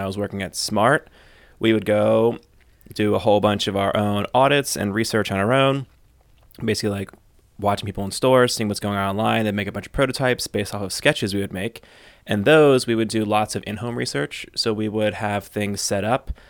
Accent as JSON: {"language": "English", "country": "United States", "said": "I'm American, we worked in Germany"}